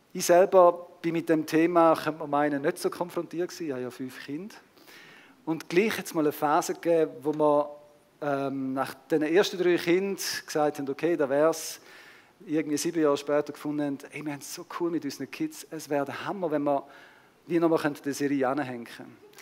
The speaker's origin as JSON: {"language": "German", "country": "Switzerland", "said": "unsere Schweizer Kultur"}